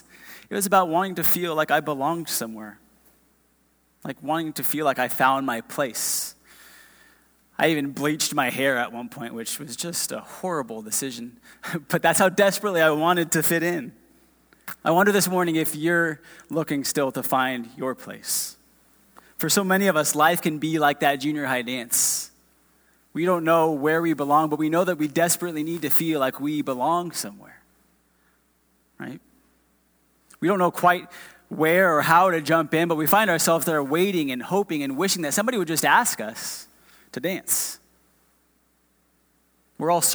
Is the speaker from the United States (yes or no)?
yes; a few miles from Disneyland, Southern California, United States; moved away as an adult; now in Round Rock, United States; We're not from Texas originally. We're from Southern California.